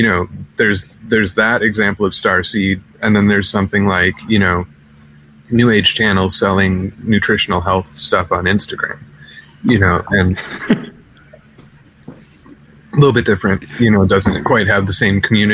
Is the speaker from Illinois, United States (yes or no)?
yes; Chicago, Illinois, United States; I'm from Chicago